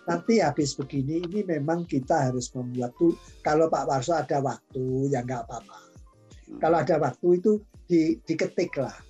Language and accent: Indonesian; Java, Indonesia; saya sendiri karena saya orang Jawa kan gunting itu ujungnya dua.